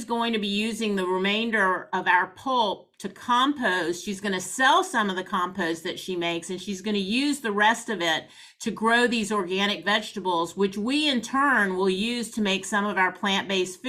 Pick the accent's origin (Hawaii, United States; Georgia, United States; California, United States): Georgia, United States; Atlanta; I grew up in Atlanta, never been to East Point